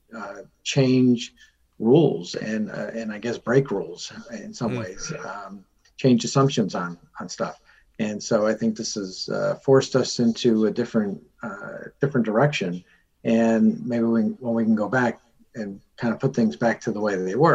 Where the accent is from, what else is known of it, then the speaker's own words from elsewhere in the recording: Norwalk, Connecticut, United States; I'm from Norwalk.